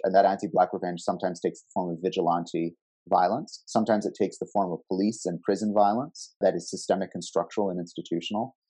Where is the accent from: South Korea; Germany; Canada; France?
Canada; here in my home country of Canada